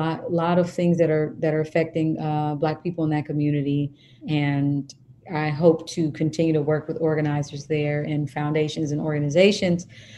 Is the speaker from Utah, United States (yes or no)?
no; Kansas, United States; I am from Kansas.